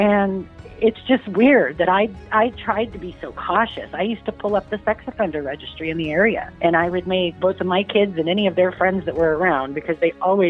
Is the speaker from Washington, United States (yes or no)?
yes; Olympia, Washington, United States; also born or lived in Tennessee / Lacey, Washington; I grew up in Olympia, Lacey